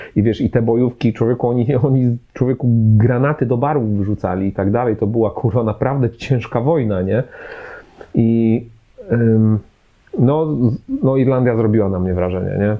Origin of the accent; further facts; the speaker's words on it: Poznań, Greater Poland, Poland; jestem z Poznania